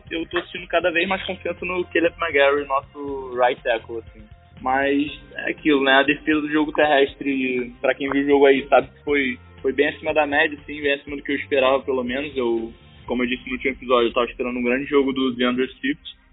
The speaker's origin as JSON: {"language": "Portuguese", "region": "Rio de Janeiro", "country": "Brazil", "said": "sou do Rio de Janeiro"}